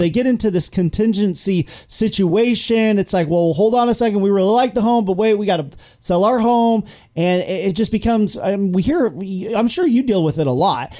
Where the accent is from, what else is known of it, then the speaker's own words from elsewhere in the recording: Yuba City, California, United States; I grew up in Yuba City, right across the bridge from Marysville